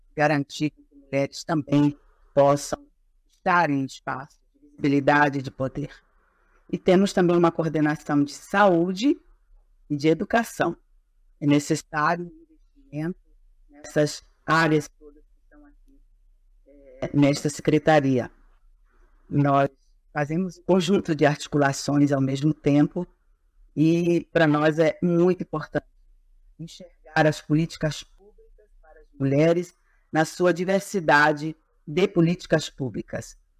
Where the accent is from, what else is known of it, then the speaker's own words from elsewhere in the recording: Pará, Brazil; sou do estado do Pará, sou agricultora familiar